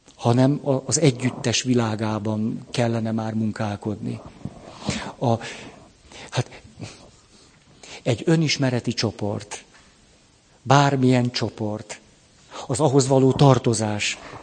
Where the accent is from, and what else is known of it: Hungary